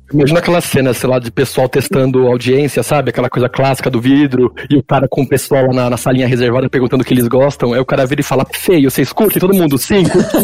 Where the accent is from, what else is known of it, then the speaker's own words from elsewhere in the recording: Brazil; eu sou brasileiro